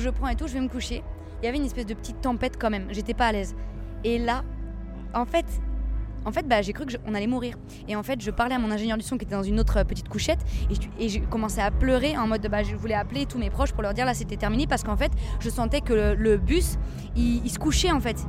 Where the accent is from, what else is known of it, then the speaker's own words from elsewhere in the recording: Seine-et-Marne, Île-de-France, France; le 77 là d'où je viens